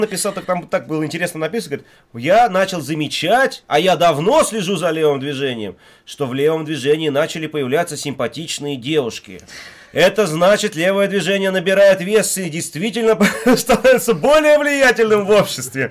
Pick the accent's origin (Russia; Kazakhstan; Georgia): Russia; Siberia; now in Moscow, Russia; мне вот лично, как коренному сибиряку